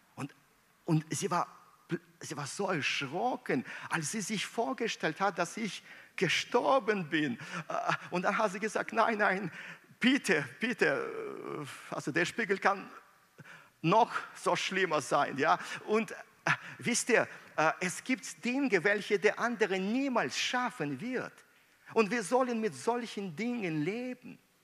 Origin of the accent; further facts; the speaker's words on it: Minsk, Belarus; moved away; meiner Heimat Minsk